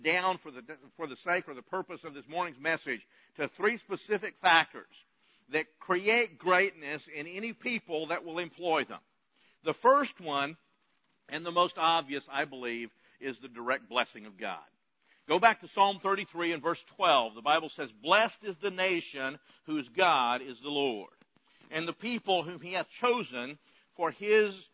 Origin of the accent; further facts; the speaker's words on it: United States